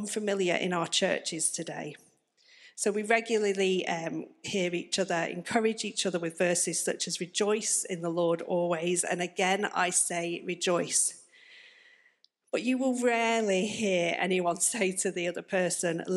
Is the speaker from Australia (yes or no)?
no; the north of England, United Kingdom; moved away as an adult; now in Plymouth, United Kingdom; as you may be able to tell from my accent, I'm not from round here. I'm actually from up north